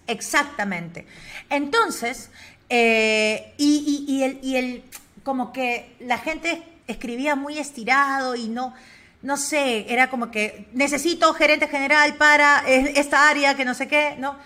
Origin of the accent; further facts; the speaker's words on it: Lima, Peru; also born or lived in Spain; yo soy limeña, soy de la capital